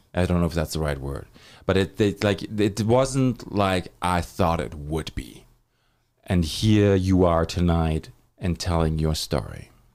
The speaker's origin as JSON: {"language": "English", "country": "Germany", "moved": "as an adult", "said": "I'm from Germany. I moved here in two thousand six"}